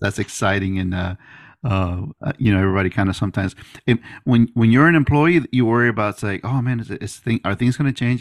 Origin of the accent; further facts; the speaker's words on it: Miami, Florida, United States; moved away as an adult; now in Pensacola, United States; I went back to Miami, 'cause I'm from Miami